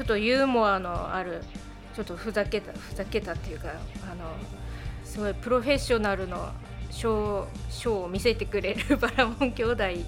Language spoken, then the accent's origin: Japanese; Tomakomai, Hokkaido, Japan; 苫小牧生まれ苫小牧育ち